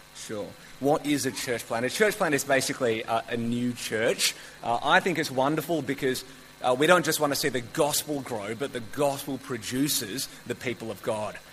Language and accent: English; Melbourne, Victoria, Australia; I've grown up in Melbourne my whole life